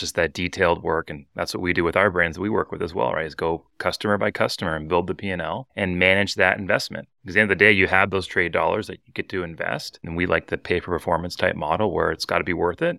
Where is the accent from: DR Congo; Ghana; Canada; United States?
Canada; We're all Canadian